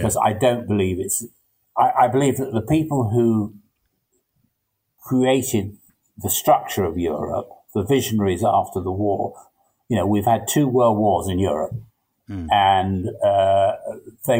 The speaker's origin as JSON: {"language": "English", "region": "England", "country": "United Kingdom", "said": "But I'm English. I feel English"}